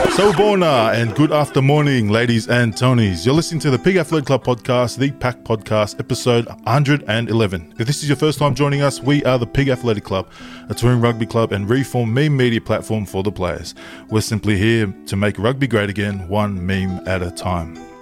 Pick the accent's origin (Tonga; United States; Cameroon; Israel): Tonga